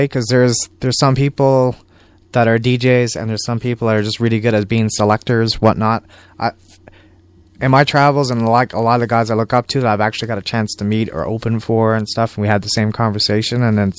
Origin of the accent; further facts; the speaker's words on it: San Francisco, California, United States; And it's not like growing up in San Francisco, you can just go to a local record store and you can find all the stuff.